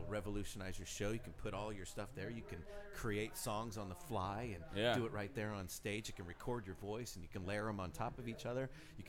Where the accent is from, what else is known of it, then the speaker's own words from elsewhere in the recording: Colorado, United States; I'm from Colorado